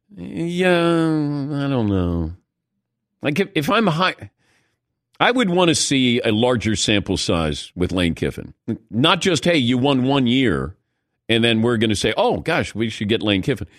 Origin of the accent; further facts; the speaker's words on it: Cincinnati, Ohio, United States; I'm from Cincinnati